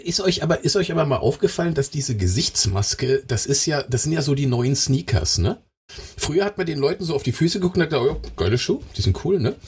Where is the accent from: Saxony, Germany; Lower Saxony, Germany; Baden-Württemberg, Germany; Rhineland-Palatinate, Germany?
Baden-Württemberg, Germany; bei uns in Baden-Württemberg